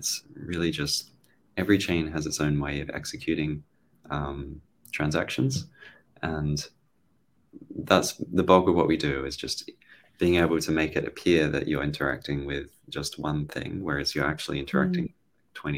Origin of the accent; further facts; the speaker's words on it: Australia; I'm Australian